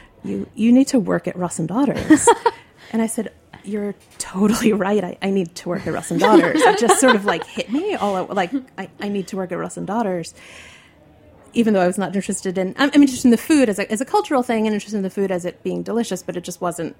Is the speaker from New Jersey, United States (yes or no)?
yes; New Jersey, United States; also born or lived in Brooklyn, New York; And then my parents moved to the suburbs in New Jersey